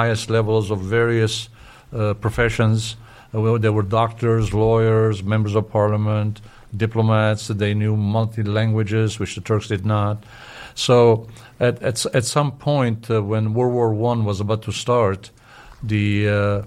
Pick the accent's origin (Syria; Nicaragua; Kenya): Syria; I was born in Syria